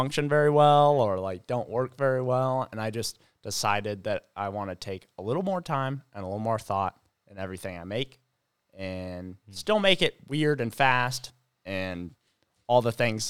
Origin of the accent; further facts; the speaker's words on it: United States; where are you from? And I was like, the U.S.